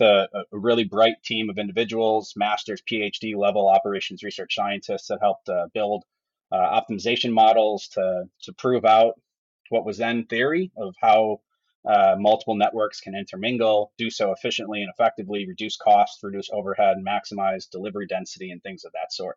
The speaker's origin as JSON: {"language": "English", "town": "Madison", "region": "Wisconsin", "country": "United States", "tie": "born or raised there", "lives_now": "Milwaukee, United States", "said": "I actually grew up outside of Madison, Wisconsin"}